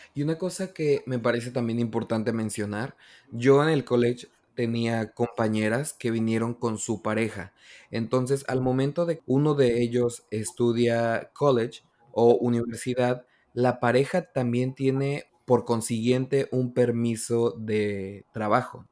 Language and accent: Spanish; Mexico; moved away as an adult; now in Canada; yo soy mexicano